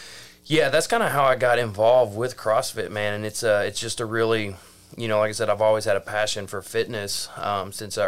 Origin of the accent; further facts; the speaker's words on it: Mena, Arkansas, United States; grew up in Mena, Arkansas, and, you know, we lived on a dead-end dirt road that backlined National Forest